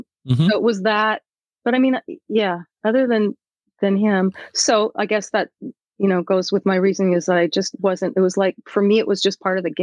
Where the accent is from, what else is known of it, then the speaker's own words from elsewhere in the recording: Seattle, Washington, United States; I did. Born and raised in View Ridge.